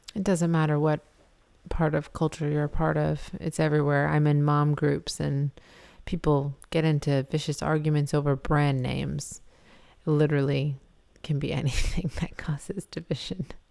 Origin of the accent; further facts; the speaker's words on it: Massachusetts, United States; moved away; I'm originally from Massachusetts